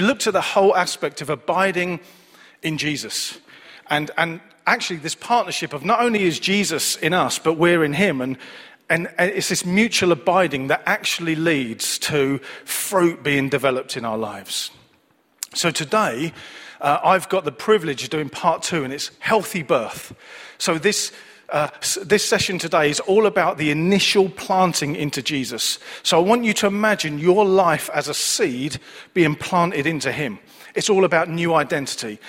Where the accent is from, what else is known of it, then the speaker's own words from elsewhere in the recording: Manchester, North West England, United Kingdom; I was born and raised in Manchester, as you can tell by my accent